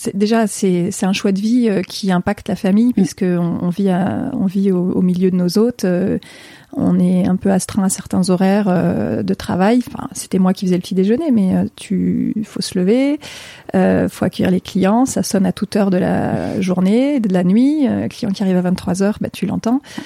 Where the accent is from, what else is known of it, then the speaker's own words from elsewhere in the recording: Grenoble area, Auvergne-Rhône-Alpes, France; moved away; also born or lived in Paris; je suis née en région euh, grenobloise